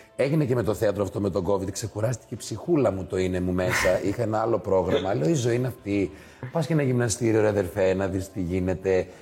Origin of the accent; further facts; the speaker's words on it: Thessaloniki, Central Macedonia, Greece; Είμαστε από Θεσσαλονίκη